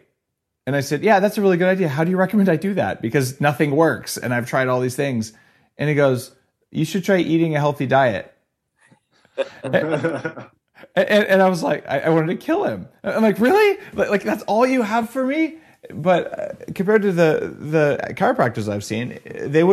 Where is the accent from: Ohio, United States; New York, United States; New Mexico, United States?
New Mexico, United States; Albuquerque; I grew up in Albuquerque, New Mexico